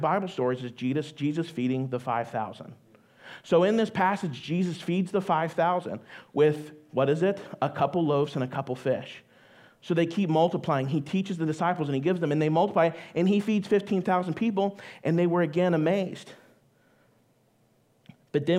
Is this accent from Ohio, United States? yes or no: yes; Ohio, United States; I am from Ohio. I am a Buckeye